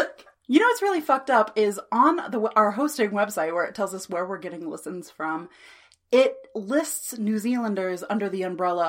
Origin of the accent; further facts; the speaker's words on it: Texas, United States; We're also from Texas